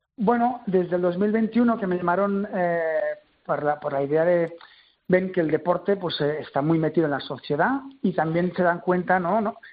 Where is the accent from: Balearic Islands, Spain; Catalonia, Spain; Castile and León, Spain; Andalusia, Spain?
Catalonia, Spain; Terrassa; Yo soy de Tarrasa